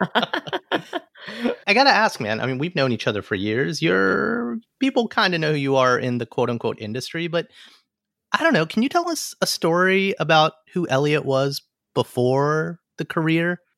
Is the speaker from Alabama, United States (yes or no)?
yes; Alabama, United States; now in New York, United States; as an Alabama person in New York